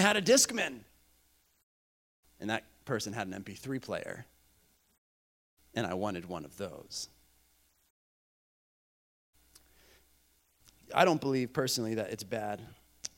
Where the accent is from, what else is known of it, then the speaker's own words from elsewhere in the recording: Bolivia; I grew up in Bolivia, South America.